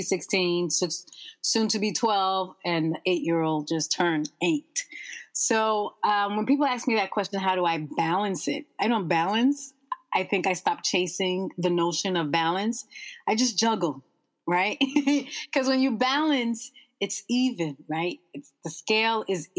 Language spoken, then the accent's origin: English; United States; we are firstborn American and parents of who are immigrants